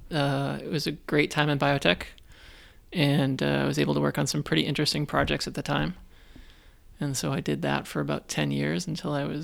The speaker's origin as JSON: {"language": "English", "town": "Weymouth", "region": "Massachusetts", "country": "United States", "tie": "born or raised there", "also_born_or_lived": "Boston", "moved": "as an adult", "lives_now": "Buffalo, United States", "said": "I grew up um, on the South Shore of Boston. Oh, okay. So, um, yeah, from a little working class town called Weymouth."}